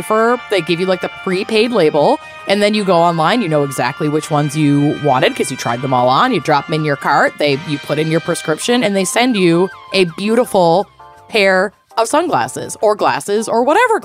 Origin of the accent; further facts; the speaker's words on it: Normandy, France; In my hometown of Normandy, France, we didn't learn how to say the English pronunciation.